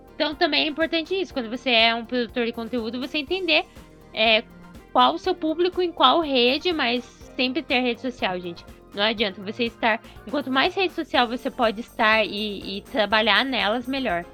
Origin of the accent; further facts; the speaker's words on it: Curitiba, Paraná, Brazil; eu sou de Curitiba